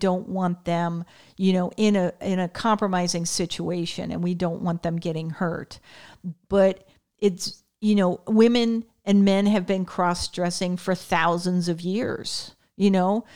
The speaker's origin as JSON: {"language": "English", "region": "Connecticut", "country": "United States", "tie": "born or raised there", "said": "I grew up in Connecticut"}